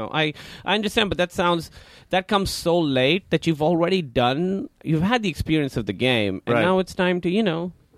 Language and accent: English; Karachi, Sindh, Pakistan; Pakistan, Karachi.